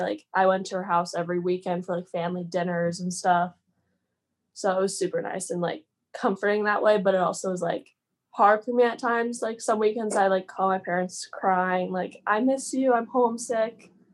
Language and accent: English; Phoenix, Arizona, United States; also born or lived in Minnesota; now in Moorhead, United States; I'm from Phoenix, Arizona originally.